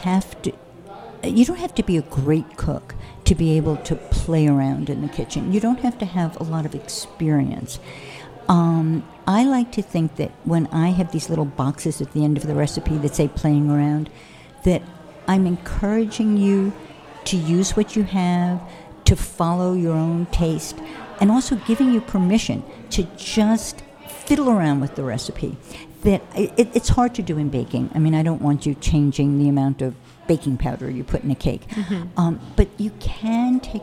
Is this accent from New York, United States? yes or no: yes; New York, United States; also born or lived in Paris / Connecticut; I grew up in New York